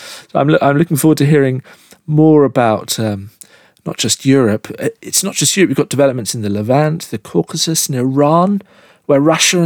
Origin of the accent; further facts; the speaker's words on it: United Kingdom; as a Brit, I've grown up in the shadow of Nelson's Column and Waterloo